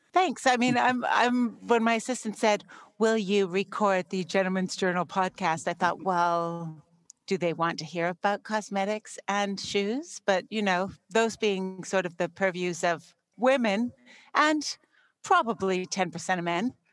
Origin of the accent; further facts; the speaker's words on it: Canada; I grew up in Canada